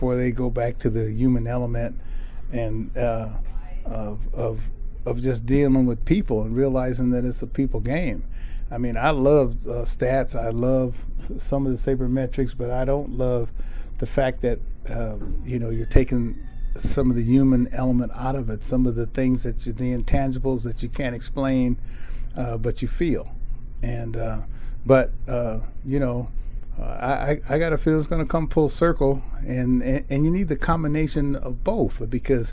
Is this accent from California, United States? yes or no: yes; Riverside, California, United States; I was born in Riverside, California, right up the road